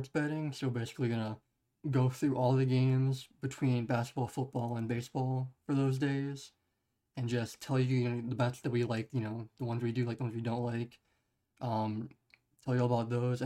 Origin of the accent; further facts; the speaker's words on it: Chicago, Illinois, United States; I'm from Chicago